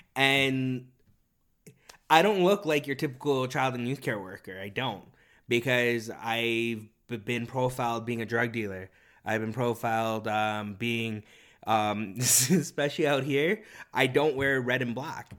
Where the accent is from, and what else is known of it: Toronto, Ontario, Canada; first language Korean; English is a second language; moved away